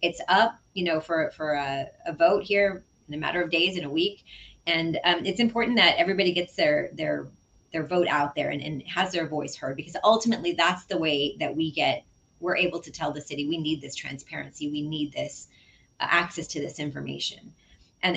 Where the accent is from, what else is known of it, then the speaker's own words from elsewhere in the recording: San Antonio, Texas, United States; I'm really grateful to have been born and raised in District 6